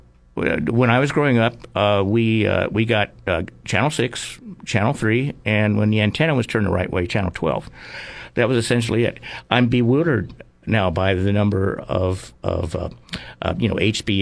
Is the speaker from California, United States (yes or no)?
yes; Arroyo Grande, California, United States; my hometown's history